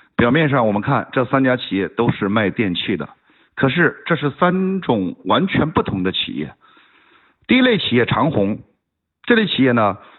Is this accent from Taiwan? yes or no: no; China; 我作为一个中国人，非常地自豪